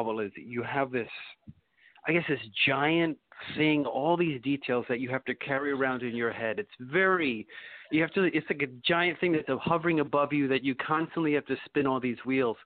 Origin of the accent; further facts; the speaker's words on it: New York City, New York, United States; also born or lived in Jersey City; born and raised in Brooklyn, and the farthest I've moved away is to Jersey City